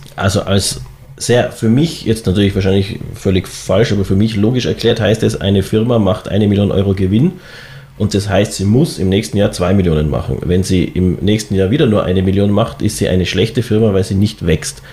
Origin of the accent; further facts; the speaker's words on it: Tyrol, Austria; ich als Tiroler